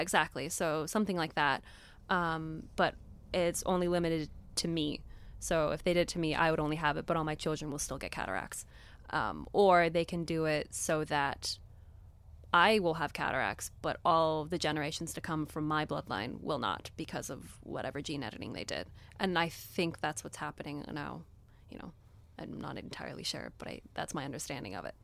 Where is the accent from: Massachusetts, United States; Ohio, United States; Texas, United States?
Texas, United States; Florida; accent: American; also born or lived in Miami, Florida; I was born in Miami, Florida, lived there till I was about ten.